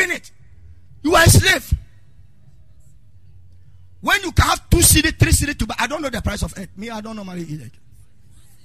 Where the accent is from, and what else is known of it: Ghana